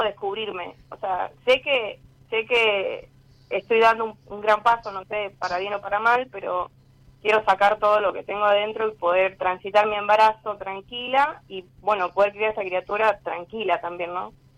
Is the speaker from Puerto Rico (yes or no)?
no; Luján, Buenos Aires Province, Argentina; soy de Luján